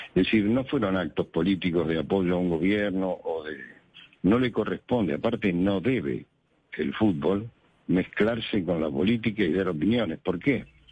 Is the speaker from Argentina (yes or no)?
yes; Argentina